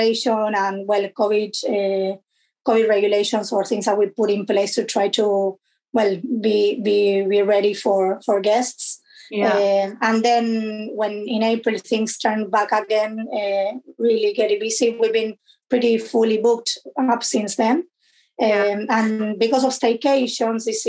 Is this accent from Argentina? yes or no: yes; Argentina; moved away as an adult; also born or lived in London, United Kingdom; now in Canterbury, United Kingdom; I'm originally from Argentina